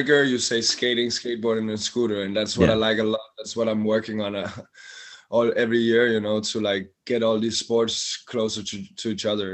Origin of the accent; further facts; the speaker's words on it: outside Copenhagen, Capital Region of Denmark, Denmark; I grew up outside Copenhagen, but from I was 15, 16, I live in Copenhagen